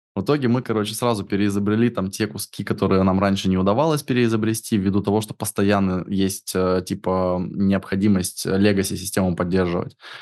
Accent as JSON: {"language": "Russian", "region": "Siberia", "country": "Russia", "said": "я из тех краев, где невозможно это иметь"}